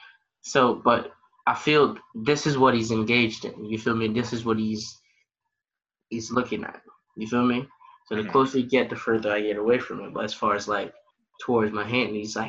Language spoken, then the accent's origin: English; Michigan, United States; I'm from Michigan. I don't got no money.